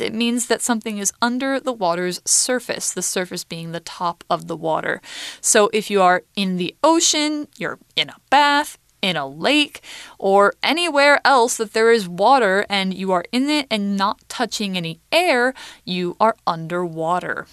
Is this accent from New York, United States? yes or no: no; Boise, Idaho, United States; I'm from Idaho State, and in it, I'm from Ada County, and in Ada County, I'm from Boise City